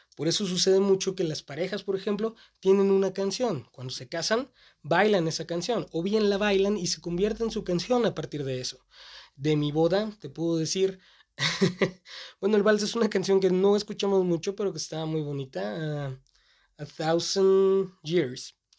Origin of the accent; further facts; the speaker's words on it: Mexico; Mi ciudad natal tiene esta costumbre de estar un poco retrasada